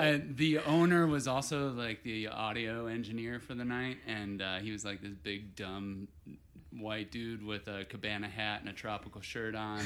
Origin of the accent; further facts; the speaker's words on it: Portage, Indiana, United States; Portage, Indiana. It's, uh, Portage. sort of northwest Indiana, about an hour outside of Chicago